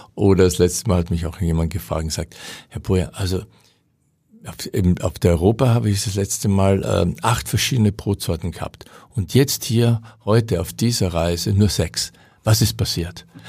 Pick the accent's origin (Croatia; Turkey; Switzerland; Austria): Austria; moved away; als Österreicher